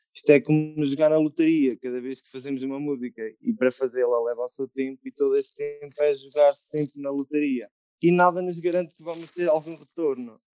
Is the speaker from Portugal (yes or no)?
yes; Murça, Norte, Portugal; also born or lived in Coimbra; também sou de Mursa como o Ricardo, e também toquei trompete na banda, também foi lá que aprendi.